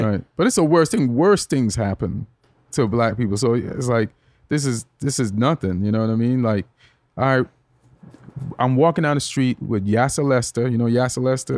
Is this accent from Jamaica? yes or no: yes; Jamaica; moved away as an adult; also born or lived in England; now in United States; when I was growing up in Jamaica